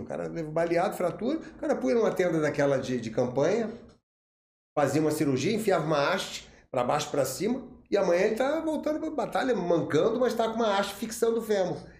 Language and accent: Portuguese; Barra Mansa, Rio de Janeiro, Brazil; eu sou de Barra Mansa